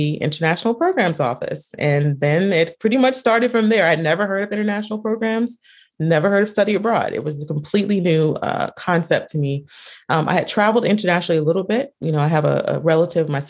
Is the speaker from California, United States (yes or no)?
no; North Carolina, United States; I am born and raised in North Carolina